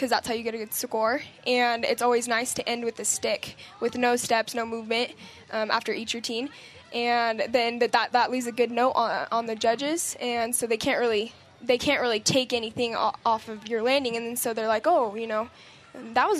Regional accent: Las Vegas, Nevada, United States; moved away as an adult; now in Provo, United States; come home and see my family and all of our, you know, my hometown

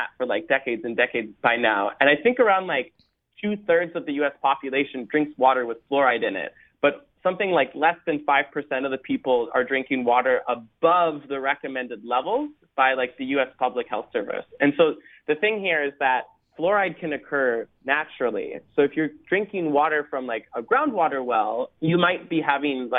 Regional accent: Minnesota, United States; I come from Minnesota

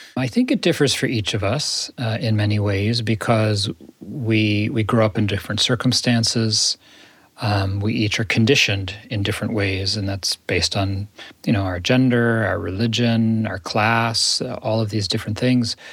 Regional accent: United States; as an American, as a Jew, as a spiritual teacher

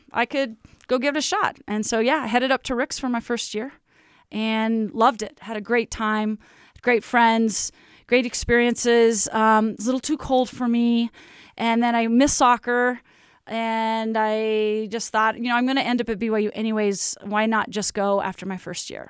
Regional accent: Lake Oswego, Oregon, United States; moved away as an adult; now in Provo, United States; it was fun growing up in Lake Oswego

